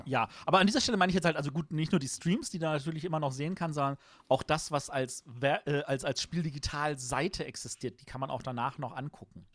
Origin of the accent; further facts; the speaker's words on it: Germany; als Deutsche